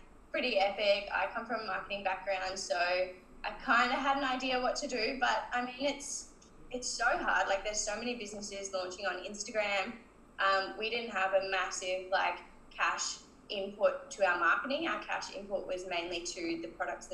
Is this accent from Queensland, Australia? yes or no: yes; Cairns, Queensland, Australia; moved away; I'm from Cairns originally, and we go there for Christmas every year.